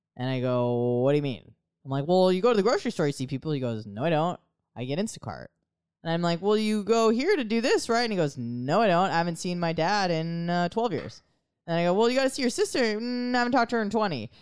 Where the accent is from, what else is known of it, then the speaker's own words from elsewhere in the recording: United States; as an American